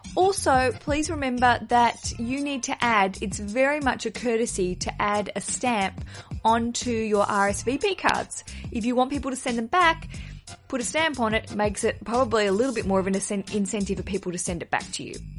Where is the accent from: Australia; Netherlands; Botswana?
Australia; as an Australian visiting America